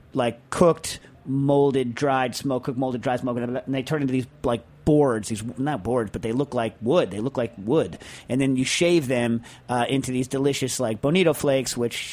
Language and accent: English; Pennsylvania, United States; I am from Southwest Pennsylvania, and as you probably know, Scrapple is big in these parts.